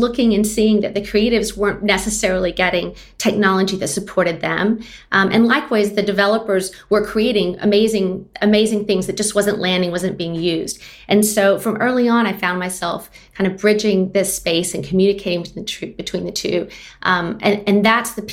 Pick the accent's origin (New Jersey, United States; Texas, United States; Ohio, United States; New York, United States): Texas, United States; Austin; So I'm based in Austin now. I'm actually from Austin, which is rare in a city that's growing as fast as it is.